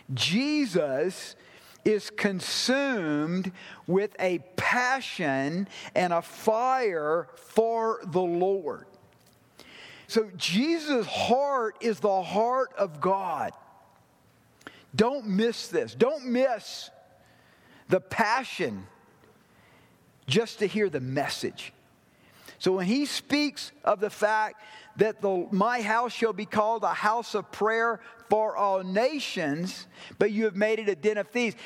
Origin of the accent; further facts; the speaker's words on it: the South, United States; I grew up in the South